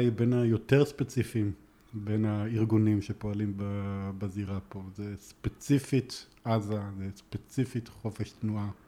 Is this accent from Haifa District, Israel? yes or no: yes; Haifa, Haifa District, Israel; כחיפאי אני יכול להגיד לך.